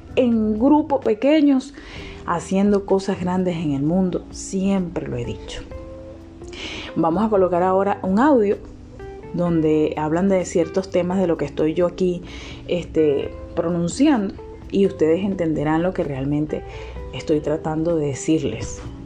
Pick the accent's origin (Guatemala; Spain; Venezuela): Venezuela